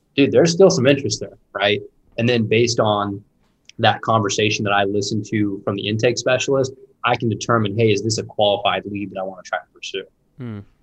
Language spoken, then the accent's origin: English; Indianapolis, Indiana, United States; I born and raised in Indianapolis